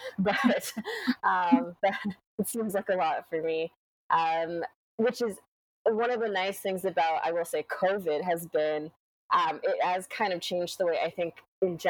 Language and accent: English; Lethbridge, Alberta, Canada; moved away as an adult; also born or lived in West Coast; now in London, Canada; I grew up in Lethbridge, Alberta. So that was where I, you know, spent the first 18 years of my life